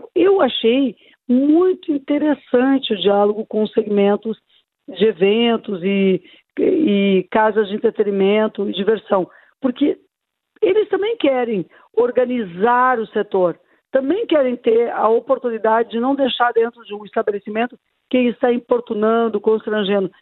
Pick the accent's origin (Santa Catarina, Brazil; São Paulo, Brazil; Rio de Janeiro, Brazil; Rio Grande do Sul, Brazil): Rio Grande do Sul, Brazil; Porto Alegre; Aqui mesmo na cidade de onde eu sou originária, não é? A minha Porto Alegre, tão querida